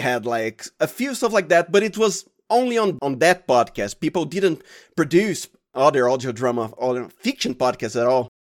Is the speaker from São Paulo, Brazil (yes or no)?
yes; Santo André, São Paulo, Brazil; the state is Sao Paulo. If you're geographically accurate, I am from Santo Andre